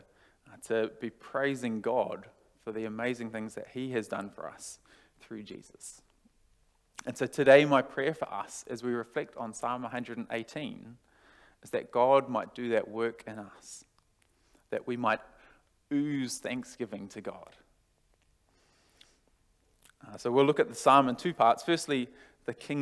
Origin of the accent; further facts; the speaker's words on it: New Zealand; now in Australia; I'm from New Zealand